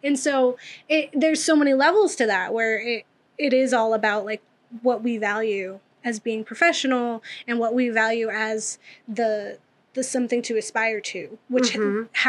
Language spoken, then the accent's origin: English; Massachusetts, United States; accent: Boston; moved away; I was born in Massachusetts. And so I have a lot of family from Boston. My mom has the accent every now and again. It's not as strong.